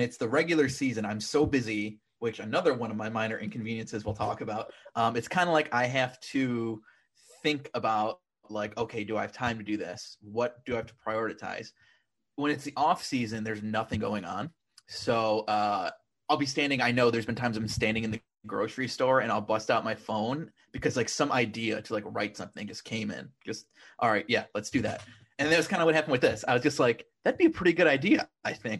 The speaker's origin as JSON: {"language": "English", "town": "Niagara Falls", "region": "New York", "country": "United States", "tie": "born or raised there", "also_born_or_lived": "Oswego, New York / Syracuse, New York / Buffalo, New York", "moved": "as an adult", "lives_now": "Astoria, Queens, United States", "said": "I grew up in Niagara Falls, New York."}